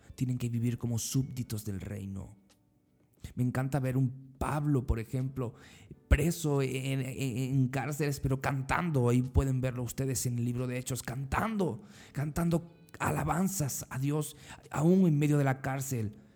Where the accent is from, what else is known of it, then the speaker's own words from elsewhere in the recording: Spain; moved away as an adult; now in Central America; en mi país, en España